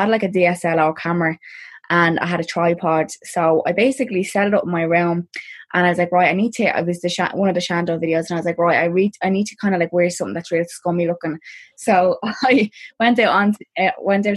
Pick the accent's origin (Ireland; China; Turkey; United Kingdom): Ireland; Dublin, Leinster; I'm from a place called Clondalkin in Dublin